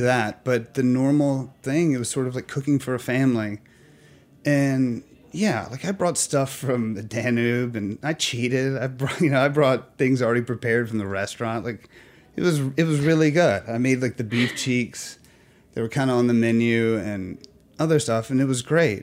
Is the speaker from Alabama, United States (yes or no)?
yes; Alabama, United States; now in New York, United States; I'm from Alabama